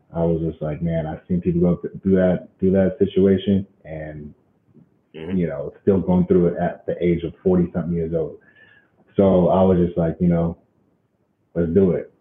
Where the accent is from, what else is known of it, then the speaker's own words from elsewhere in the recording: Colorado Springs, Colorado, United States; also born or lived in Fountain, Colorado; we moved from Fountain, Colorado. I went to a high school out there